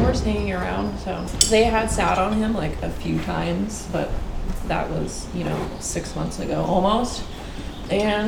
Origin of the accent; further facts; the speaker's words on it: Portland, Oregon, United States; moved away as an adult; also born or lived in Davis, California; now in California, United States; I grew up in Portland, Oregon